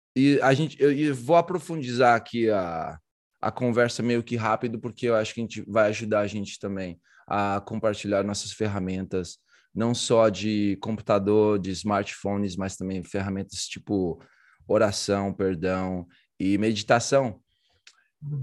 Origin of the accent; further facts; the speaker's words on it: Brazil; sou do Brasil